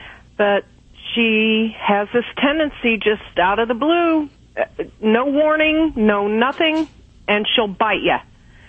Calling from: Kentucky, United States

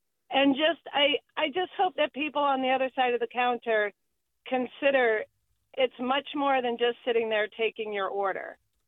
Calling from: Sebastopol, California, United States; Hello. I am calling from Sebastopol.

